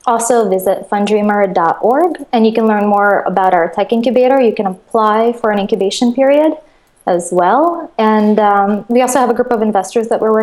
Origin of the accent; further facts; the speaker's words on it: Moscow, Russia; also born or lived in Connecticut, United States / New York, United States; now in Los Angeles, United States; I grew up in Russia. I grew up in Moscow.